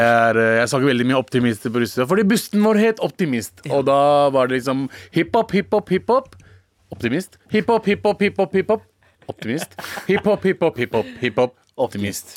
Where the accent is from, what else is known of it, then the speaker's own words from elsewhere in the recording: Norway; jeg er en norsk pakistaner